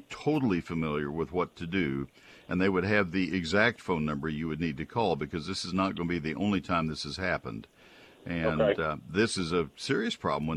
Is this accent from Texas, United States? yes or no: yes; College Station, Texas, United States; I grew up in College Station.